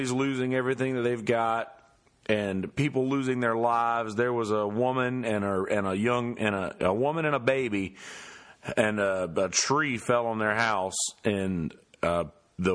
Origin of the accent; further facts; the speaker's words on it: Bennettsville, South Carolina, United States; now in Myrtle Beach, United States; my hometown of Bennettsville